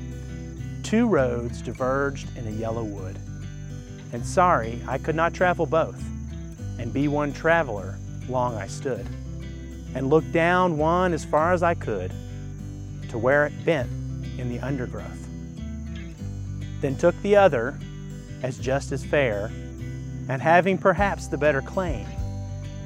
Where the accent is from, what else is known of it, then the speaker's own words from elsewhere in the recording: Kentucky, United States; moved away; Kentucky's my home state